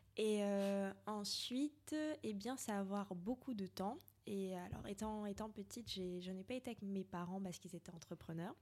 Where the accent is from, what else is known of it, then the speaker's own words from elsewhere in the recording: Martinique; now in France; je suis martiniquaise, qui est une île française.